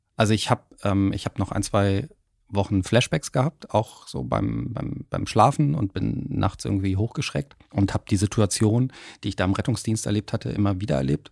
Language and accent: German; Hamburg, Germany; es deutet auch auf meine Heimat ein bisschen hin. Hamburg.